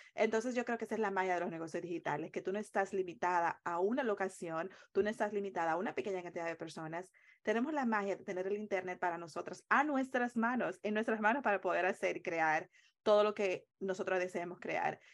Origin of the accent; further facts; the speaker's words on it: Dominican Republic; moved away as an adult; also born or lived in Long Island, New York, United States; now in United States; en la República Dominicana, de donde soy originariamente